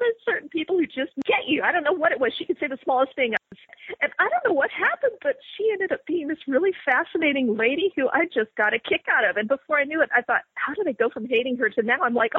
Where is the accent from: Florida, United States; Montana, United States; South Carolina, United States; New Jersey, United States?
Montana, United States; born there; also born or lived in West Virginia / Virginia; I was born in Montana. And I don't remember much about it, except it looked pretty neat. We lived on a farm, and we had goats and a little goat cart, and I was when I was an infant. So then I lived in West Virginia, and I lived in Virginia